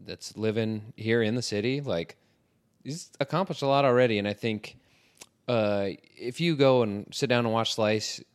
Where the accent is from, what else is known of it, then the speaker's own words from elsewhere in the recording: Iowa, United States; now in Chicago, United States; we are from Iowa